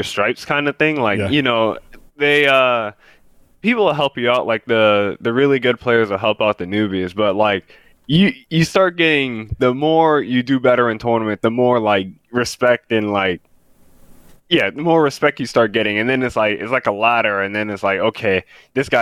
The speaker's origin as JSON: {"language": "English", "town": "New York City", "region": "New York", "country": "United States", "said": "I'm from Queens, New York"}